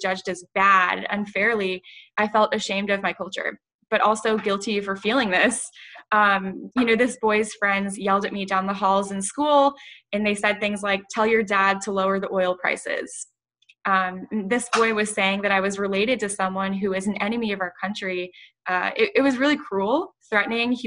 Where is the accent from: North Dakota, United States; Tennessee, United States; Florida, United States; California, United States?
Florida, United States; Ponte Vedra Beach; now in Tampa, United States; I'm from Ponte Beach, Florida